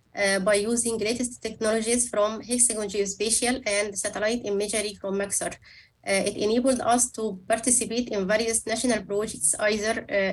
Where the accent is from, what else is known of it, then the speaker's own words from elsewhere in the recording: Cairo, Cairo Governorate, Egypt; And Cairo is really a wonderful place. Egyptians are friendly, open to other cultures, and known for their good hospitality.